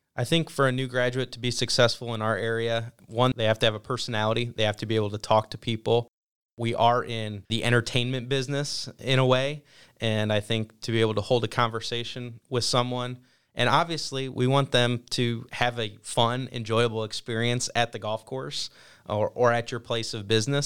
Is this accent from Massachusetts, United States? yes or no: no; Perrysburg, Ohio, United States; moved away as an adult; also born or lived in Fayetteville, North Carolina; I grew up in a town called Perrysburg, Ohio. It's in the northwest part of the state near Toledo, and lived there for my first eighteen years.